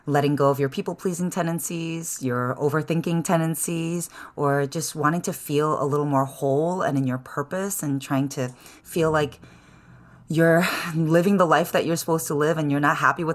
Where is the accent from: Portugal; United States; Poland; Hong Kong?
United States; Chicago, Illinois; moved away as an adult; now in San Francisco, United States; I was born and raised in the city of Chicago. And I moved out to San Francisco in 2007.